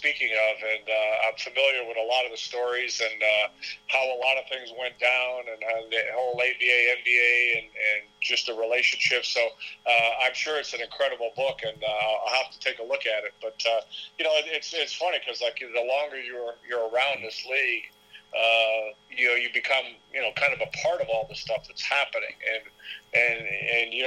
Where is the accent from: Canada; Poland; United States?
Canada; Toronto, Ontario; my hometown where I grew up